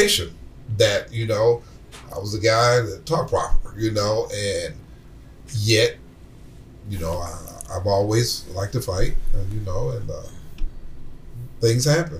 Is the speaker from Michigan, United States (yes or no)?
yes; Flint, Michigan, United States; I'm from Flint.